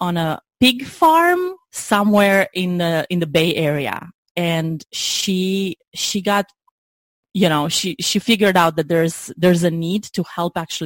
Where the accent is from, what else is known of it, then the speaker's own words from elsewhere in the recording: Romania; moved away as an adult; now in United States; I'm originally from Romania, as I mentioned. I moved in the U.S. in 2005, right after graduating college.